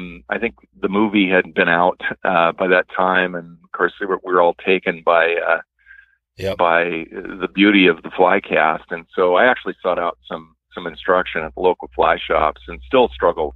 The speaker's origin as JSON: {"language": "English", "town": "Spokane", "region": "Washington", "country": "United States", "tie": "born or raised there", "said": "I was born and raised in Spokane"}